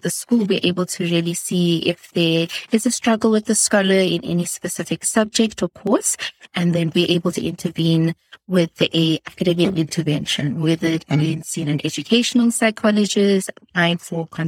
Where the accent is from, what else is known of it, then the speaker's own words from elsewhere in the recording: South Africa; I'm from South Africa and I'm currently based in Cape Town